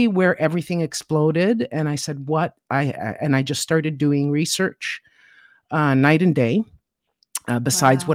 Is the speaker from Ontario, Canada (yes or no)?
yes; Toronto, Ontario, Canada; now in Siena, Italy; I'm from Toronto, Canada, originally. I was born there.